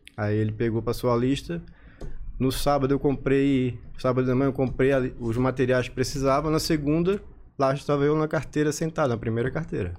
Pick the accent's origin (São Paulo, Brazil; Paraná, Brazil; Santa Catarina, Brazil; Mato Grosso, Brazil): Santa Catarina, Brazil; Florianópolis; eu sou natural de Florianópolis